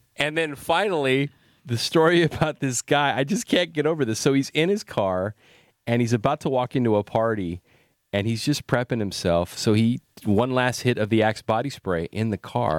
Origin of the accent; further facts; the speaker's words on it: Salinas, California, United States; moved away as an adult; now in San Francisco Bay Area, United States; I grew up in Salinas